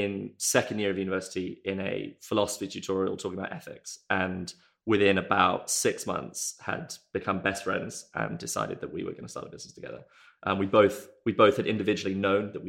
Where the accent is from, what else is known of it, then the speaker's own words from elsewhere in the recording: South Africa; moved away as an adult; now in United Kingdom; I grew up in South Africa